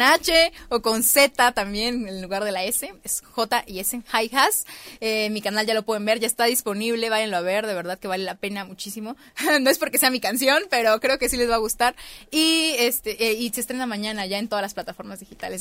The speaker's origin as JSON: {"language": "Spanish", "town": "Tapachula", "region": "Chiapas", "country": "Mexico", "moved": "as an adult", "lives_now": "Mexico City, Mexico", "said": "en Tapachula, que es de donde yo soy"}